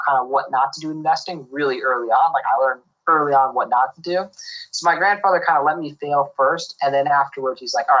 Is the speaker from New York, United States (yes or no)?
yes; New York, United States; also born or lived in Boston; I'm calling in from New York, my house in New York where I grew up